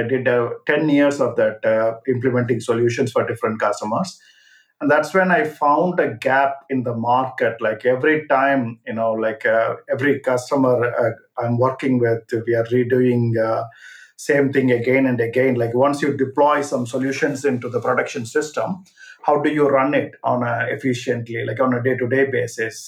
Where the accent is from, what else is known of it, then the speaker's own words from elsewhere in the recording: India; moved away as an adult; now in London, United Kingdom; I am originally from India, so I came to London back in 2000